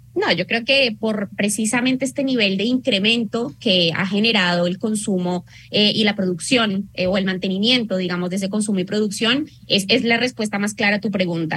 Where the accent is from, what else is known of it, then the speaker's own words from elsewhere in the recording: Colombia; now in Argentina; yo como colombiana